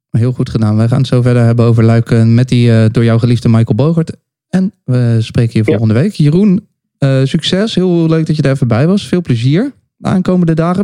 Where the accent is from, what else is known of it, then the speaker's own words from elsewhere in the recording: The Hague, South Holland, Netherlands; in Den Haag met z'n drieën bij elkaar. Vijf minuten fietsen van eh, waar ik ben opgegroeid.